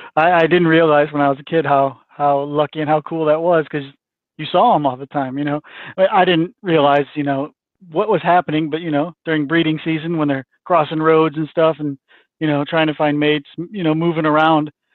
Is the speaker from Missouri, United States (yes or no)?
yes; St. Louis, Missouri, United States; I grew up in St. Louis.